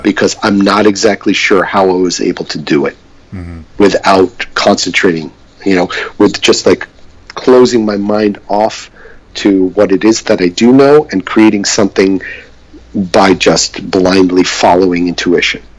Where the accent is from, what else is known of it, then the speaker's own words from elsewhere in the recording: New York City, New York, United States; growing up in New York City.